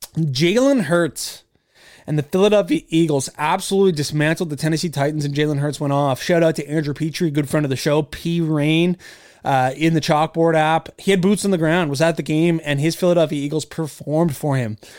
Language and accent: English; Nova Scotia, Canada; I was from Canada and, uh, from Nova Scotia specifically.